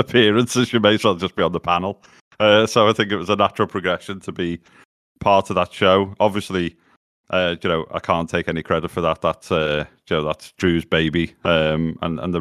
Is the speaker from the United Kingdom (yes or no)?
yes; Liverpool, North West England, United Kingdom; born and bred in Liverpool.